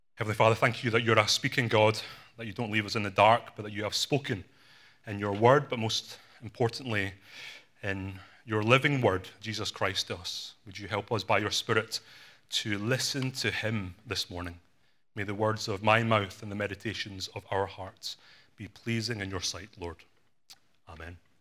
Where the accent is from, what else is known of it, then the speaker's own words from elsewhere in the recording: Glasgow, Scotland, United Kingdom; My parents are from Hong Kong. I was born in Glasgow in Scotland